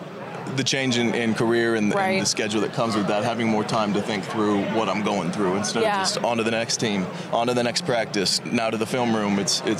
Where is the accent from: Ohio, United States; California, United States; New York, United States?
California, United States; Sacramento; I mean, I was from Sacramento, and the family was rocking at every game.